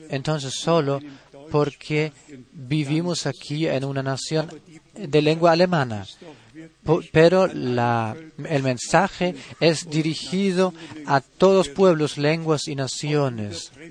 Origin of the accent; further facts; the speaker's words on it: Sheffield, Yorkshire and the Humber, United Kingdom; soy de Inglaterra, Sheffield y los saludo